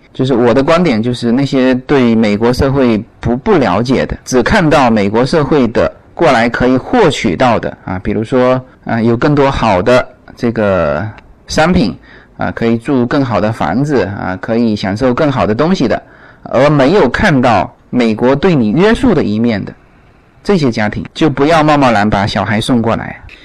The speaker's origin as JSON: {"language": "Chinese", "country": "China", "moved": "yes", "lives_now": "United States", "said": "我们中国人还分嘛？"}